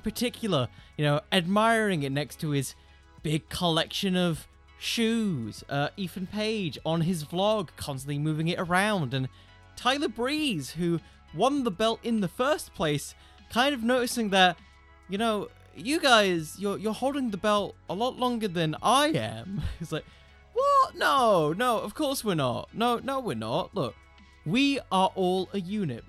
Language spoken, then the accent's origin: English; United Kingdom; I'm British